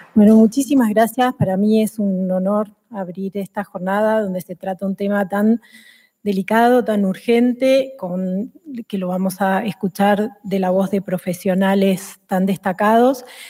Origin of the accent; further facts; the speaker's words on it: Argentina; now in Spain; En el país de donde vengo, en Argentina